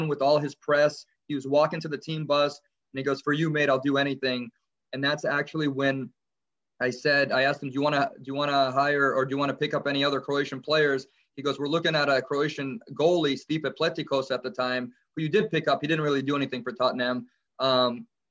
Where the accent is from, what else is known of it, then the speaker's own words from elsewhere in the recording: Los Angeles, California, United States; I grew up in Los Angeles